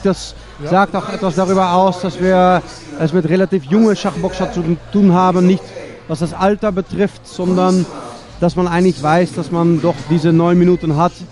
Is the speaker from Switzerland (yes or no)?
no; Netherlands; moved away; ich komme aus Holland